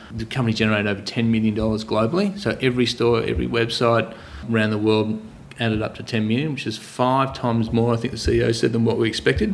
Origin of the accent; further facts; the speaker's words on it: Torquay, Victoria, Australia; I was brought up here in Torquay